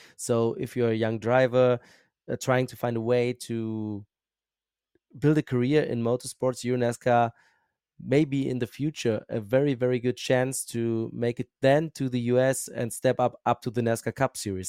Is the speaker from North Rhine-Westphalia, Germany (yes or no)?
yes; Bochum, North Rhine-Westphalia, Germany; accent: German; English is a second language; I'm from Germany